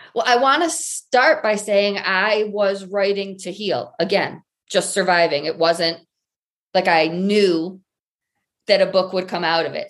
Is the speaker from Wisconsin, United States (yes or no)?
no; Michigan, United States; moved away as an adult; also born or lived in Colorado; I grew up in Michigan, complete tomboy, daddy's girl